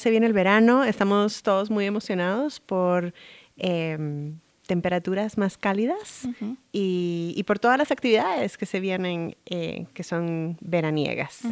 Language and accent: Spanish; Guatemala; moved away; yo crecí en Guatemala